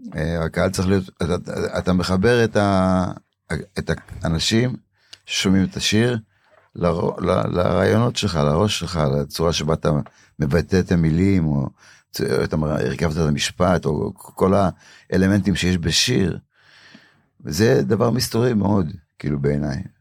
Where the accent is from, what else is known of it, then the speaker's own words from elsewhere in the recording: Warsaw, Masovian Voivodeship, Poland; now in Israel; בוורשה הייתי יושב מתחת לפסנתר בתור ילד, בן שלוש, ארבע